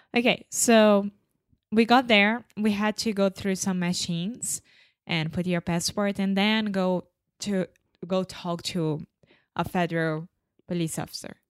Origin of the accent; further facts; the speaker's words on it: Brazil; Where are you coming from? Brazil.